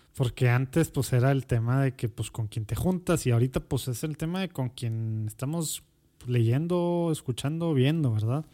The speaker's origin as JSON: {"language": "Spanish", "town": "Monterrey", "region": "Nuevo León", "country": "Mexico", "tie": "born or raised there", "also_born_or_lived": "Mexico City", "said": "Soy regio, regio, regio. De la Conchita. Era el, único hospital."}